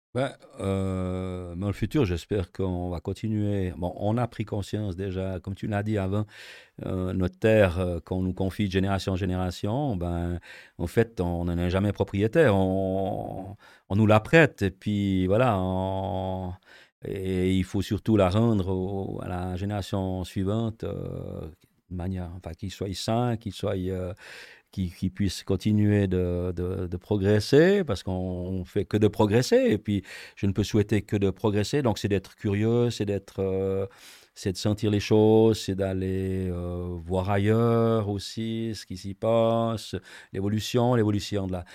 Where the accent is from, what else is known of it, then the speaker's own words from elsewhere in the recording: Switzerland; on est Suisse